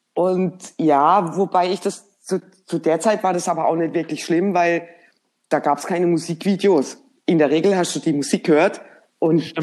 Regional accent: Germany; uns direkt als Deutsche erkannt hat

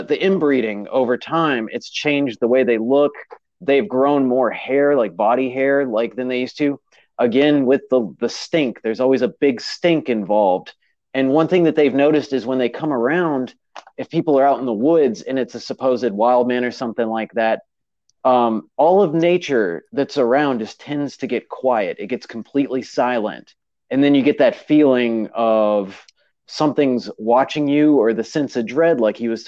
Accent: North Carolina, United States; born or raised there

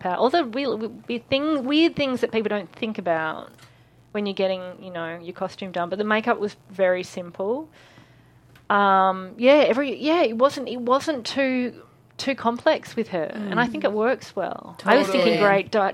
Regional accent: Australia; I'm Australian

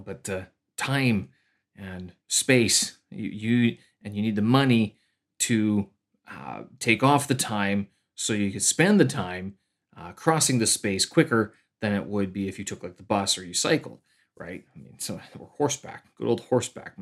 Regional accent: Canada; moved away as an adult; now in Beijing, China; I'm a Canadian expat here, uh, living in Beijing, China.

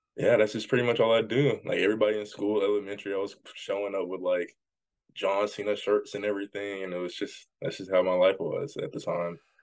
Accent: Jackson, Tennessee, United States; I'm from Jackson, Tennessee

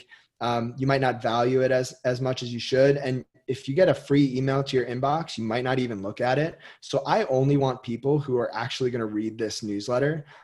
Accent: Westfield, New Jersey, United States; I grew up with him in Westfield, New Jersey.

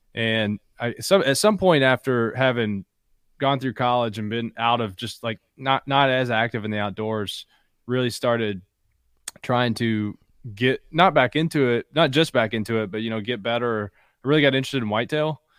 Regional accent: Bell County, Kentucky, United States; also born or lived in Harlan, Kentucky; I was born in Harlan, grew up in Bell

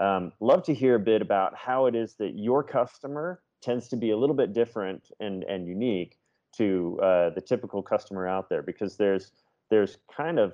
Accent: Seattle, Washington, United States; now in Utah, United States; I born and raised in Seattle, now live here in Utah.

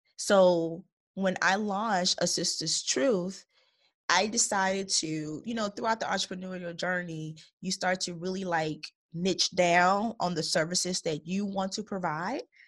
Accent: Chicago Heights, Illinois, United States; I was born and raised in Chicago Heights, Illinois

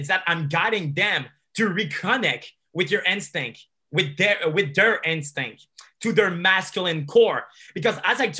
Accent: Montreal, Quebec, Canada; I'm from Montreal. So there's a community of pickup artists over here.

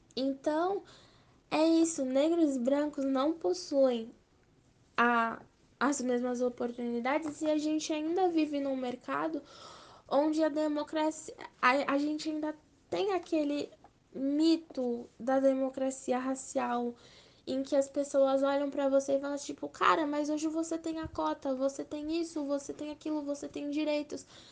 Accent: Brazil; also born or lived in São Paulo; eu sou brasileira

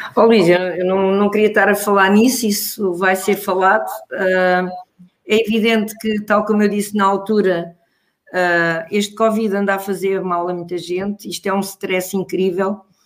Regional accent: Pombal, Leiria District, Portugal; moved away; a minha terra, em Pombal

